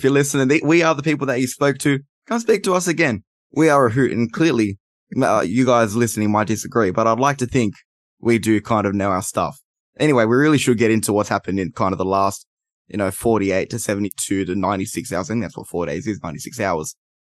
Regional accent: Australia; born or raised there

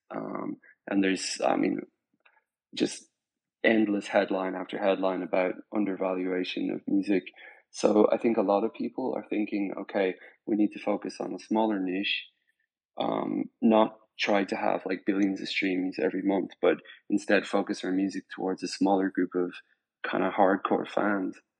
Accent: Spain; moved away; also born or lived in Ireland / Dublin; I was born in Ireland. I grew up in Spain

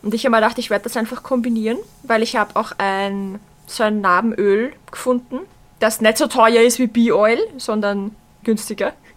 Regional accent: Vienna, Austria; bei uns in Wien

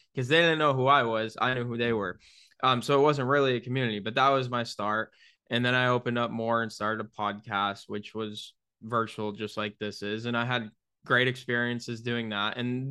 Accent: New York, United States; now in Tampa, United States; moving out of my childhood home in my hometown in upstate New York down to Tampa, Florida

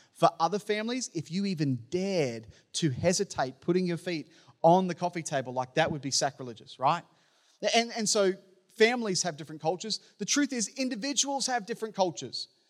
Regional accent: Townsville, Queensland, Australia; the church that I grew up in in Townsville

